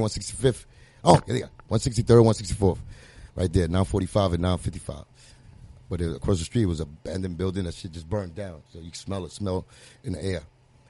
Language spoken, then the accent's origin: English; Puerto Rico; now in United States; It was just that mentality of mine, like coming into to really America, because I came from Puerto Rico. This was America, you know what I'm saying?